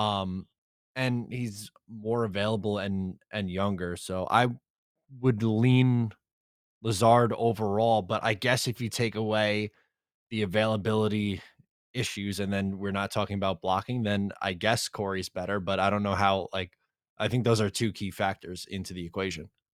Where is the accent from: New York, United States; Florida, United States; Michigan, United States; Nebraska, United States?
New York, United States; Long Island; I'm from Long Island